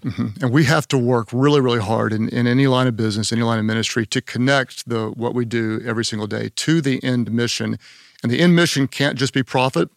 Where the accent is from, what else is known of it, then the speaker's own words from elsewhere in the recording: Oklahoma, United States; I'm from Oklahoma